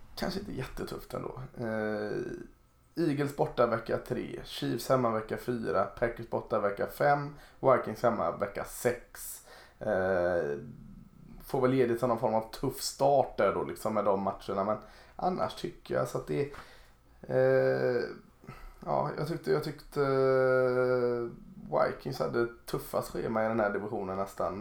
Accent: Gothenburg, Västra Götaland, Sweden; det är jag som är göteborgare

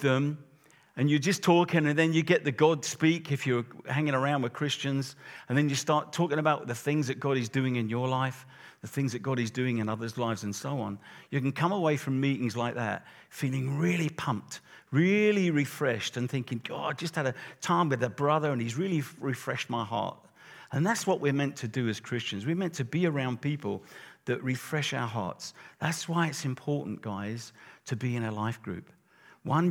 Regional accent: Luton, East of England, United Kingdom; I'm from Luton, so that's not far from London.

